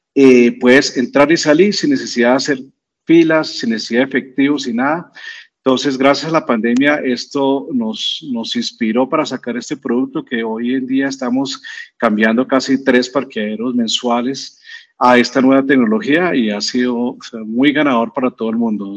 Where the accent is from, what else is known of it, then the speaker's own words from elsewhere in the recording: Colombia; nosotros como, como buenos colombianos